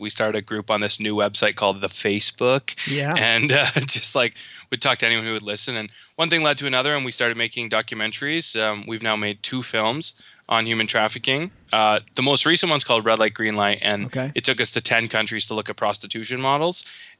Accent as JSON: {"language": "English", "town": "Guelph", "region": "Ontario", "country": "Canada", "tie": "born or raised there", "said": "I was born in Guelph, Ontario. Born of a pastor's kid"}